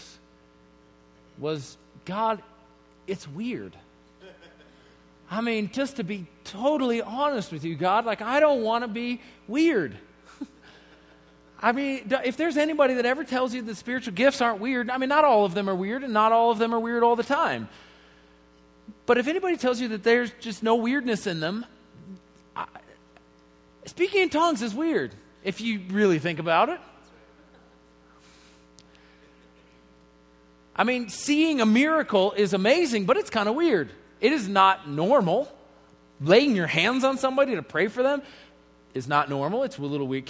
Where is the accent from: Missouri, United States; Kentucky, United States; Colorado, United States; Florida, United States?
Colorado, United States; Colorado Springs; I grew up here in Colorado Springs